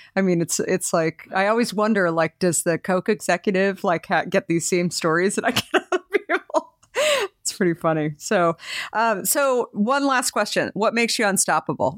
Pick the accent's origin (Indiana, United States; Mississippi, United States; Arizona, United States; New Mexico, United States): Arizona, United States; moved away as an adult; also born or lived in New York; I married a New Yorker, but I grew up in Arizona, and I just decided when I graduated from school that I was moving to New York